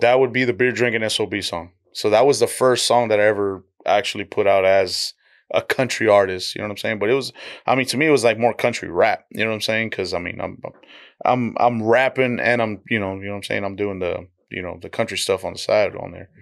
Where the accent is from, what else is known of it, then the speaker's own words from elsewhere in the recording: Donna, Texas, United States; also born or lived in Dallas, Texas; I'm raised in the Rio Grande Valley